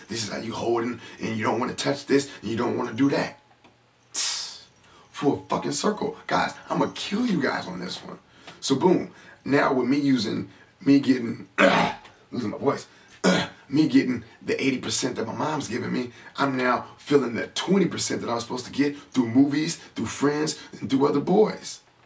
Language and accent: English; San Francisco, California, United States; I grew up in San Francisco